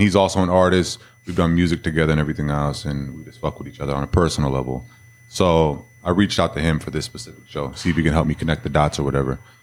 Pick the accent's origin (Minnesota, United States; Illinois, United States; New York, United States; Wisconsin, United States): Minnesota, United States; now in Texas, United States; everybody knows I'm from Minnesota because all I wear is Minnesota gear